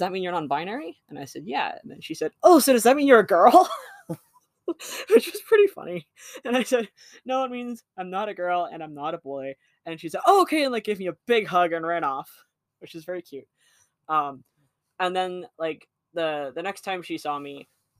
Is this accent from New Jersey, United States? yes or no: no; Colorado, United States; moved away as an adult; now in Montana, United States; I'm from Colorado. I came up to Montana for school